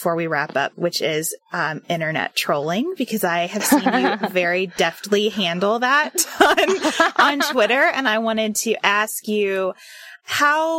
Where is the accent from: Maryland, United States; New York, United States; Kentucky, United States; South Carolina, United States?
Kentucky, United States; born or raised there